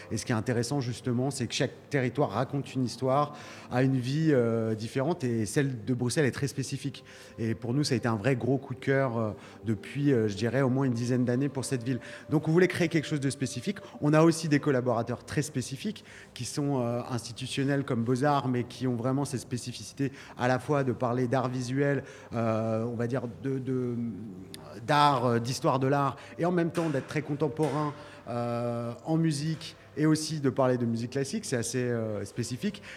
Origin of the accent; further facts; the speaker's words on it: Lyon, Auvergne-Rhône-Alpes, France; je viens de Lyon